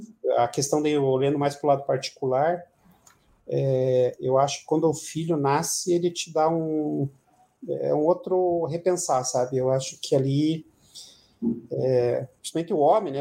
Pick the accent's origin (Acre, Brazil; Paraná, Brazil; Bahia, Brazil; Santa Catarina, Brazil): Paraná, Brazil; Pinhais; also born or lived in Ponta Grossa / Curitiba; eu nasci em Ponta Grossa lá e, e o meu pai. É acho que na, na época, por questões de melhorar as condições de, de vida nossa, ele conseguiu um emprego aqui na cidade, na cidade de Pinhais, na época, e a gente se mudou para cá. E então eu morei um tempo em Pinhais, depois mudei para Curitiba.